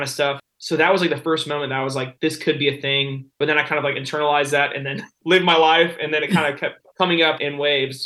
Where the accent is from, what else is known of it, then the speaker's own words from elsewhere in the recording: Nashville, Tennessee, United States; So I was born in Nashville, Tennessee